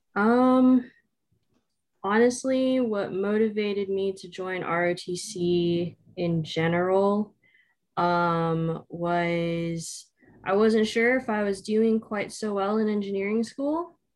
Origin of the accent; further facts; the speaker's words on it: Southern California, United States; I grew up in Southern California, between Orange County and a little bit of Los Angeles